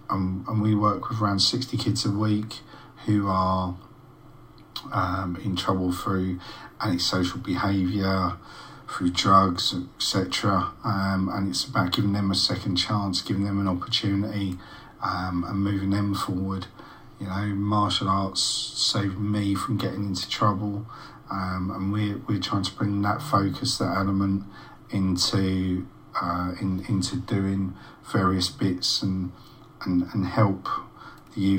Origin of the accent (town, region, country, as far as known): London, United Kingdom; born or raised there; moved away; also born or lived in March, Cambridgeshire